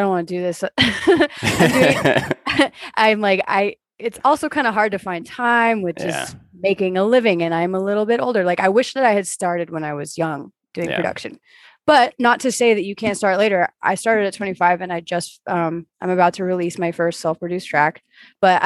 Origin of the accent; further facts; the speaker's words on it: Seattle, Washington, United States; moved away; also born or lived in Portland, Oregon / New York; I'm originally from Seattle